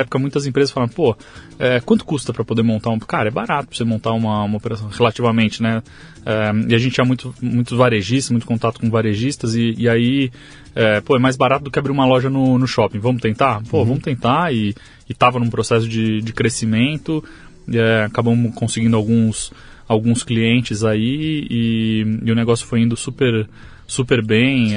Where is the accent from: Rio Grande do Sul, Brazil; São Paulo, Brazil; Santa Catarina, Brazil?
São Paulo, Brazil; Arujá; now in Santa Isabel, Brazil; Eu nasci em São Paulo, aqui, em capital. Tá. É, mas eu fui criado em, em Arujá, ali na, na, é, na, na região do, do Alto Tietê